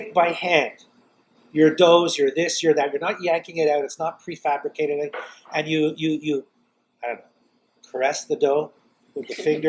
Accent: Montreal, Quebec, Canada; we're originally from the East End. It was midtown, but I'm born toward the East End. And, of course, there's a very heavy Italian population out there, still is.

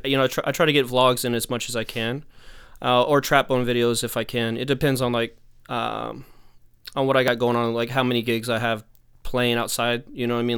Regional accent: Texas, United States; now in New York, United States; I'm from Texas originally. I've been in New York for a minute, but I'm from Texas originally

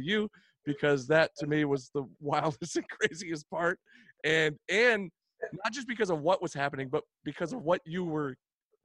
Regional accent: the South, United States; I got four sisters and I was raised in the South

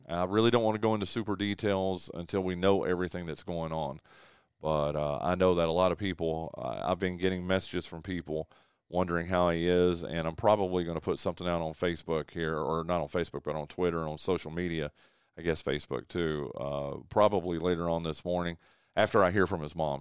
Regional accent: Wilkes County, North Carolina, United States; this is my hometown, this is my home track, this is my home county

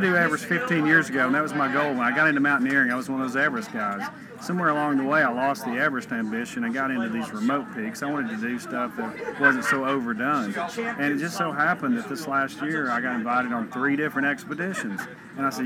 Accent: Morristown, Tennessee, United States; I grew up in Morristown and roamed the woods fishing and hunting

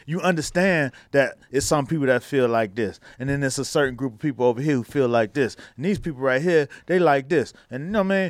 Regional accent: Miami, Florida, United States; I come from Miami

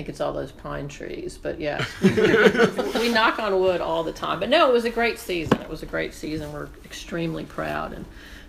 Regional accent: Chapel Hill, North Carolina, United States; So for me, for us growing up there, I think for most people, Carolina basketball is sort of defined your family

